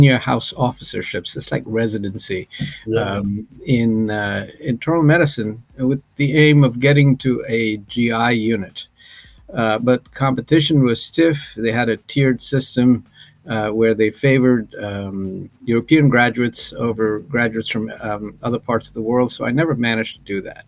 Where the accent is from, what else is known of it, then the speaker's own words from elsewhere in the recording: Nepal; moved away as an adult; also born or lived in India / United Kingdom; now in St. Louis, United States; I'm originally from Nepal, and I went to medical school in India